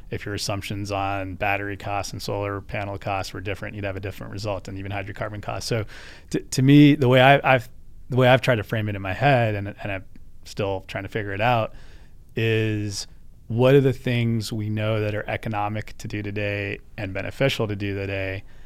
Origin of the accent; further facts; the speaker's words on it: United States; as an American